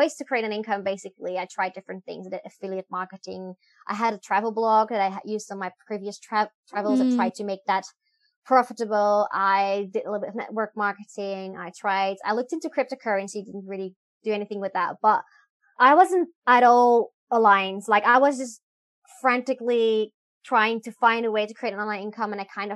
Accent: Netherlands; moved away as an adult; also born or lived in Belgium; now in Hanoi, Vietnam; I'm originally from the Netherlands, but I haven't been living there in a really long time. I moved to Belgium when I was 18.

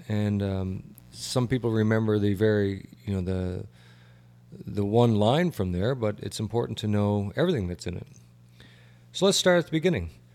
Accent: Canada; moved away as an adult; now in United States; I'm a Canadian

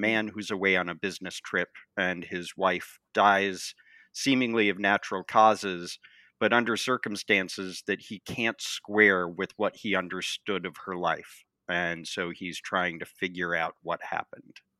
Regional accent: Montana, United States; moved away as an adult; also born or lived in San Francisco / East Coast; now in Washington, D.C., United States; I was born and raised in the West, uh, in Montana, and I left for college

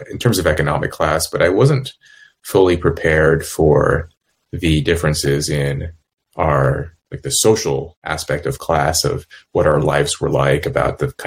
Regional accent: California, United States; moved away as an adult; also born or lived in Los Angeles / Cambridge / Yale; where I grew up in California

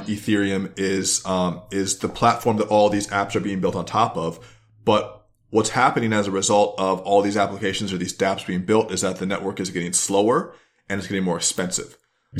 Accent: United States; I'm an American centralist

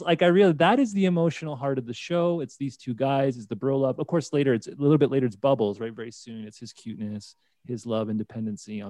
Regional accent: St. Catharines, Ontario, Canada; moved away as an adult; now in Calgary, Canada; I'm from St. Catharines, Ontario

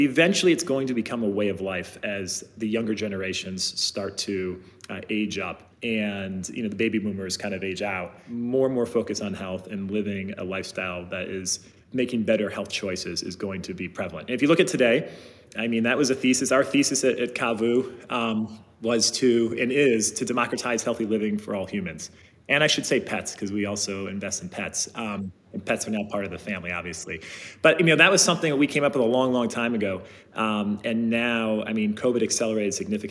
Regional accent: Ohio, United States; I grew up in the Midwest in Ohio

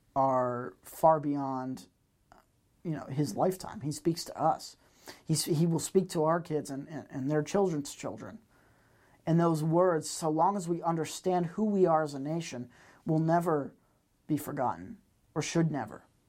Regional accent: Massachusetts, United States; growing up in Massachusetts

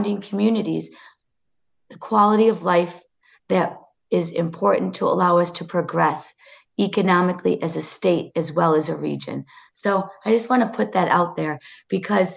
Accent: Milwaukee, Wisconsin, United States; someone who was born and raised in the Milwaukee area

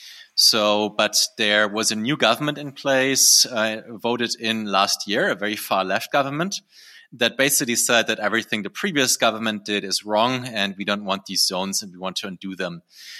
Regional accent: Germany; moved away as an adult; also born or lived in Berlin; now in Próspera, Honduras; I'm originally from Germany, and now I live in Prospera, which is on a beautiful island called the Roatan. That's part of the country of Honduras.

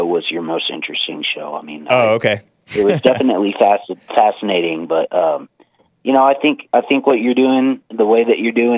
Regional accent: California, United States; now in Reno, United States; growing up in California

